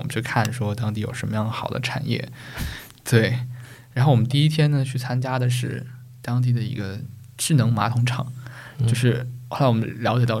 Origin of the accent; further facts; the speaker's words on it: Taizhou, Zhejiang, China; 如果大家没有听过我家乡是哪儿，我来自浙江台州嘛